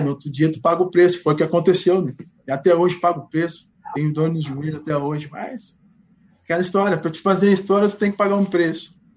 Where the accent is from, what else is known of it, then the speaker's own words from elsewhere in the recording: Porto Alegre, Rio Grande do Sul, Brazil; Eu sou gaúcho, estou daqui, cara. Sou nascido e criado em Porto Alegre